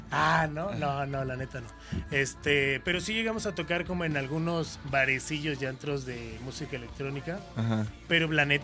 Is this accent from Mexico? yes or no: yes; Mexico City, Mexico; el DF lo que tiene, yo vengo del DF, ¿no?